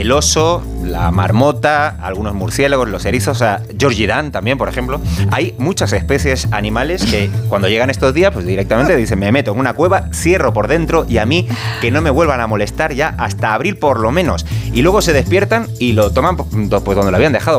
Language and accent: Spanish; Canary Islands, Spain; yo soy canario